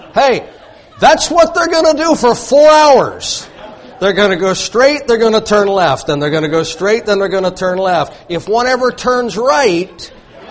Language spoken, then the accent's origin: English; Louisiana, United States; I'm from Louisiana